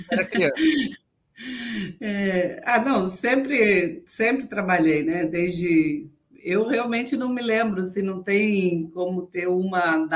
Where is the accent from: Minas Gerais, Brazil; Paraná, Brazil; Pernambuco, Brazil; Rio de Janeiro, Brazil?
Paraná, Brazil; Cascavel; born there; moved away as an adult; Então, por isso eu nasci em Cascavel. E aí